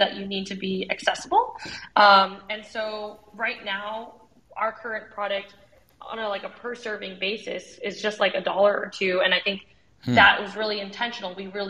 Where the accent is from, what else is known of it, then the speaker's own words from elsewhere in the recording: United States; I'm Vietnamese American